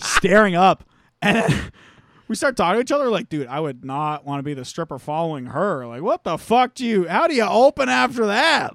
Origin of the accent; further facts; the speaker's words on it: St. Thomas, Ontario, Canada; there used to apparently be a bunch of strip clubs in my hometown, but they all got shut down because, uh, Saint Thomas passed a bylaw